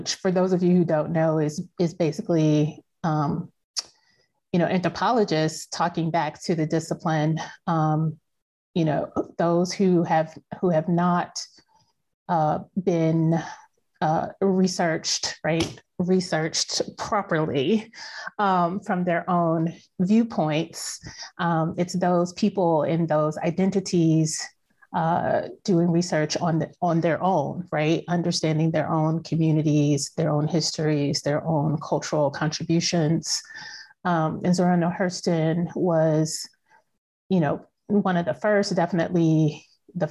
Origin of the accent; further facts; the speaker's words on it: Georgia, United States; moved away as an adult; now in Florida, United States; I'm from Georgia